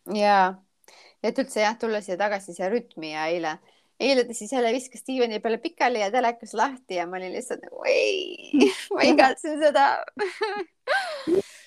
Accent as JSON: {"language": "Estonian", "country": "Estonia", "moved": "as an adult", "lives_now": "Charleston, United States", "said": "ma olen vaata Eestist eemal"}